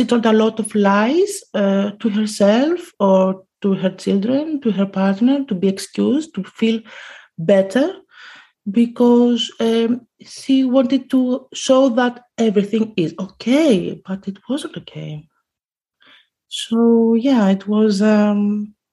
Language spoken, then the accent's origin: English; Greece; now in Amsterdam, Netherlands; I'm from Greece